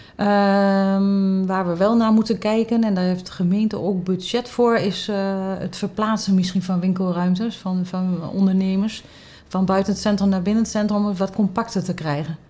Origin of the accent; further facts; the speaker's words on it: Haaksbergen, Overijssel, Netherlands; moved away as an adult; also born or lived in Enschede; now in Losser, Netherlands; Ik kom oorspronkelijk uit Haaksberg, ook een dorp